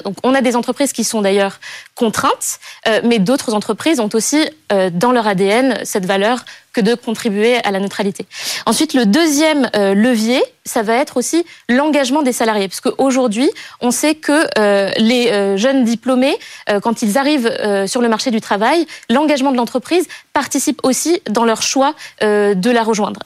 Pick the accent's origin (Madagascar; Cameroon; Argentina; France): Madagascar; J'ai grandi à Madagascar, dans un écrin de paradis